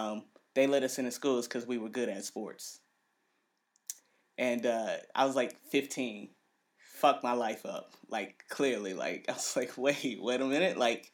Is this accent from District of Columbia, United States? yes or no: no; Cleveland, Ohio, United States; I am from Cleveland.